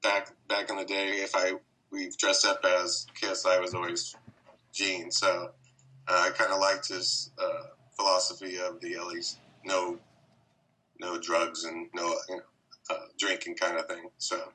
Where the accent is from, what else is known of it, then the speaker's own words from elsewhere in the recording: San Francisco Bay Area, California, United States; I'm from the San Francisco Bay Area